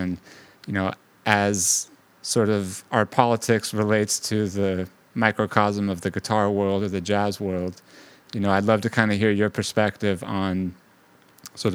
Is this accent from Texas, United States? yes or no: no; Bay Area, California, United States; now in New York, United States; When I was growing up in the Bay Area, kind of in the 90s